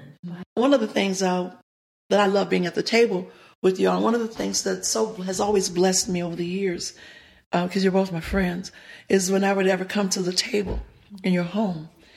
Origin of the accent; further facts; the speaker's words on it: the South, United States; one of the things growing up in the South that I always yearned and always desired was to have a daddy.